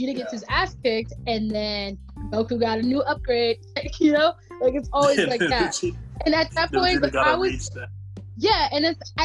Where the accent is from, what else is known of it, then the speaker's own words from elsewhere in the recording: United States; I'm American